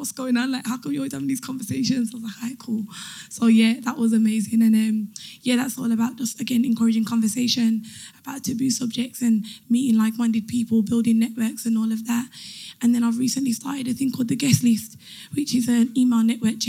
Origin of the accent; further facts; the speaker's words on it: Birmingham, West Midlands, United Kingdom; moved away as an adult; now in London, United Kingdom; I'm originally from Birmingham. I moved to London about 3 years ago